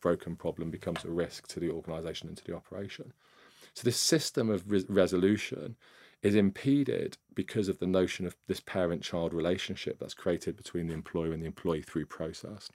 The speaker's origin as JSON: {"language": "English", "town": "Nottingham", "region": "East Midlands", "country": "United Kingdom", "tie": "born or raised there", "said": "I grew up in, uh, Nottingham, up in the East Midlands."}